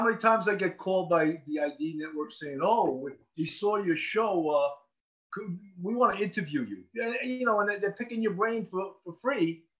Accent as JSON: {"language": "English", "town": "New York City", "region": "New York", "country": "United States", "accent": "New York", "said": "we get disqualified a lot because of our New York accent. You know? And it's like, I'm too old to get rid of my accent."}